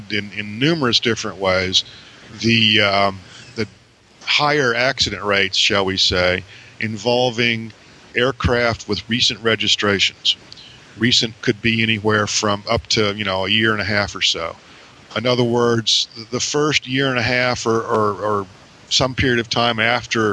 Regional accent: Tifton, Georgia, United States; my hometown in Tifton, Georgia.

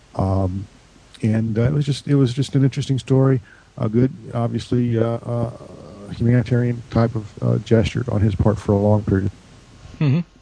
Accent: Georgia, United States; my hometown airport in Georgia

